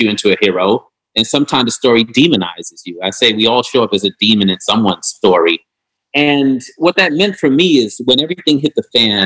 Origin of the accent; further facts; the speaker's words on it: New York City, New York, United States; I'm from New York